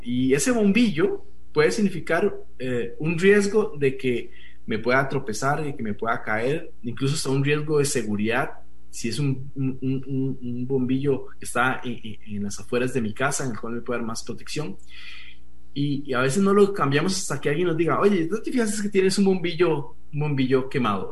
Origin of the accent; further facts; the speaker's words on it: Costa Rica; also born or lived in Colombia; los costarricenses en nuestro, en nuestro país